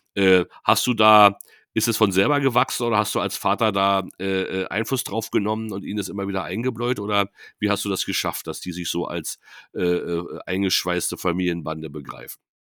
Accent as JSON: {"language": "German", "town": "Neuruppin", "region": "Brandenburg", "country": "Germany", "tie": "born or raised there", "also_born_or_lived": "Potsdam", "said": "die Stadt äh, Neuruppin, wo ich ähm, Abitur gemacht habe"}